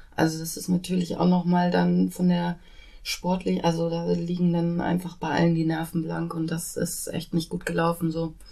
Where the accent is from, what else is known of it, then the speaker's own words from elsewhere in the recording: Bielefeld, North Rhine-Westphalia, Germany; now in Hamburg, Germany; Ich komme ursprünglich aus Bielefeld